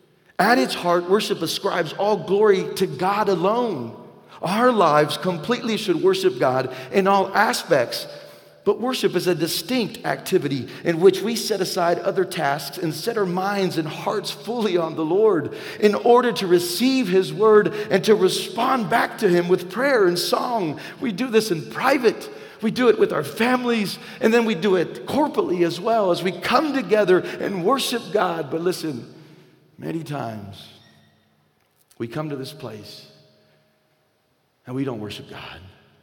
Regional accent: the South, United States; And listen, this is not a Latino thing or Hispanic thing, and because I'm white and I'm from the South.

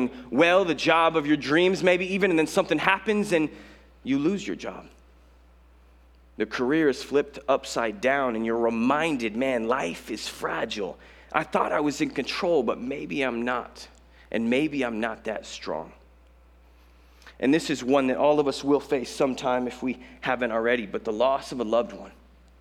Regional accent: Colorado, United States; now in Los Angeles, United States; I'm not from Los Angeles. I'm from Colorado, where we have mountains and like a couple lakes

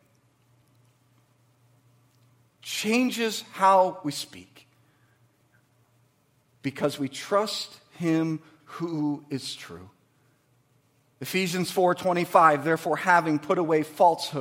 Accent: Waterford, Michigan, United States; I grew up in Waterford. I went to Cooley. I went to Pierce. My dad worked at Pontiac Motors.

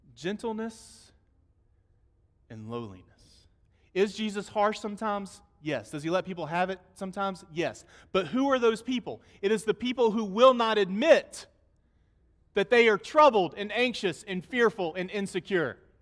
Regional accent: United States; I'm American

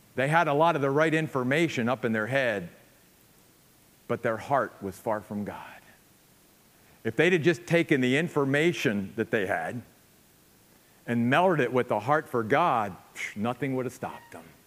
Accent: United States; especially as American Christians

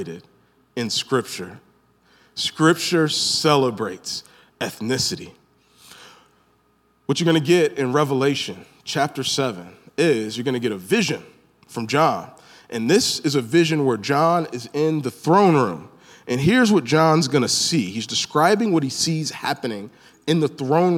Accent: Northeast Ohio, United States; also born or lived in Birmingham, Alabama (family origin); I'm an African American from Northeast Ohio

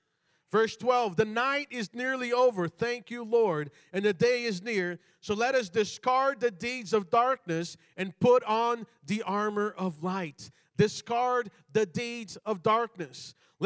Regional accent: Brazil; born there; I was born in Brazil, you know, and like in Brazil, you do not go out, you know, out in public, you know, in pajamas.

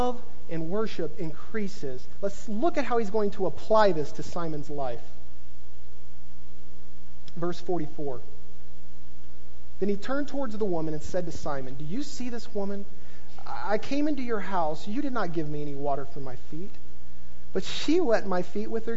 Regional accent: the Bible Belt, United States; I grew up in the Bible Belt.

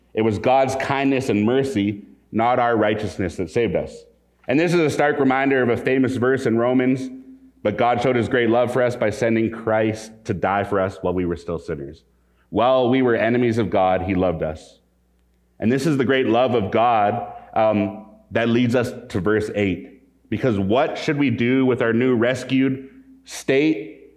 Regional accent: Calgary, Alberta, Canada; I grew up in Calgary, Alberta. I've been in Western Canada most of my life, well, all of my life

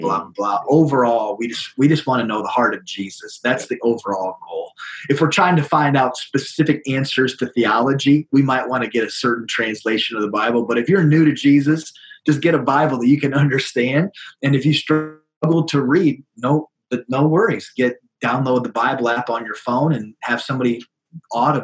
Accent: South Dakota, United States; also born or lived in Sioux Falls, South Dakota; I am born and raised in South Dakota, lived here my whole life with the exception of 3 years when I went to Kentucky to get my master's

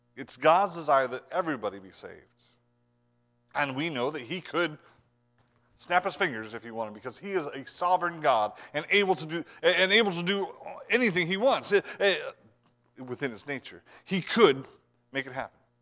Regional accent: Ohio, United States; I'm from Ohio

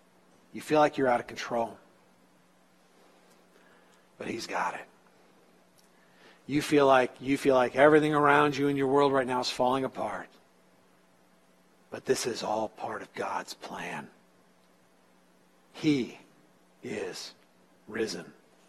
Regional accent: California, United States; moved away as an adult; My first winter in Iowa, I'm talking way back in the 80s after I moved from California and I went to college in Iowa, it was my first deep winter.

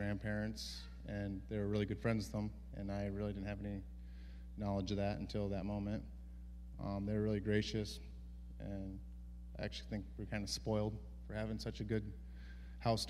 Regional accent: Mount Auburn, United States; my hometown in Mount Auburn

